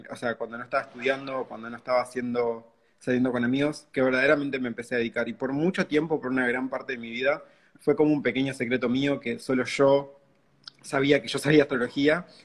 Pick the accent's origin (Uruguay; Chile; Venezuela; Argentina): Uruguay; soy acá de Uruguay.